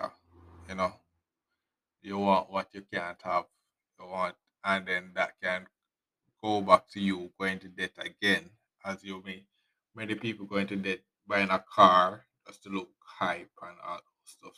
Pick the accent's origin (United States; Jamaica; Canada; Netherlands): Jamaica; us Jamaican